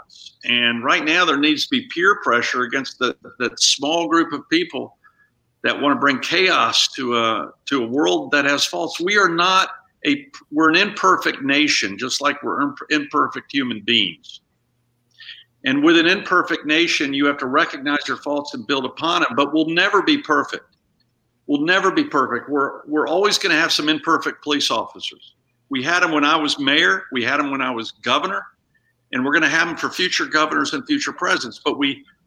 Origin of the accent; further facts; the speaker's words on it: Columbus, Ohio, United States; moved away; I was born in Columbus, Ohio